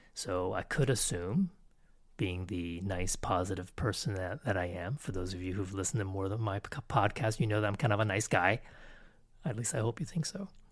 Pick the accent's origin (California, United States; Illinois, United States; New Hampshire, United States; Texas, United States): Texas, United States; first language English; also born or lived in Canada / Connecticut / Taiwan / Thailand; we came back to Texas, and I pretty much grew up here